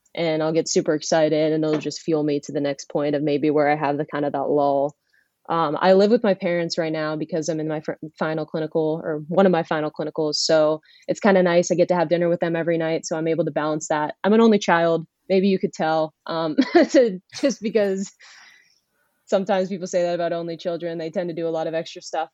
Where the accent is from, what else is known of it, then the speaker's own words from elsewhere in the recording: Erie, Pennsylvania, United States; I am originally from Erie, Pennsylvania